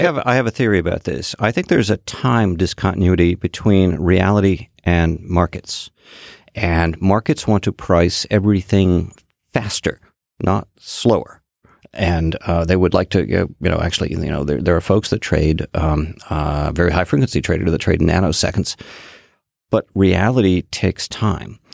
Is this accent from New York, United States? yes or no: no; Boston, Massachusetts, United States; I am from Boston